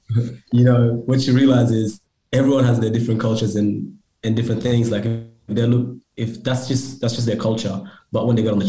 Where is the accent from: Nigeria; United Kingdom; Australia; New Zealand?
Australia; also born or lived in Sudan / Egypt; I come from two different cultures and I grew up in Australia